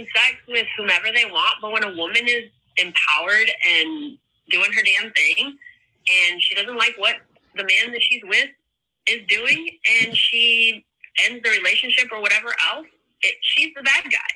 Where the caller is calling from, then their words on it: Virginia Beach, Virginia, United States; I am calling from Virginia Beach, Virginia